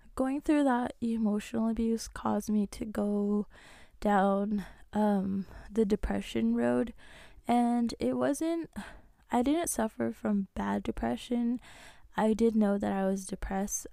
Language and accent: English; Navajo Nation, United States; I'm Native American, I'm Navajo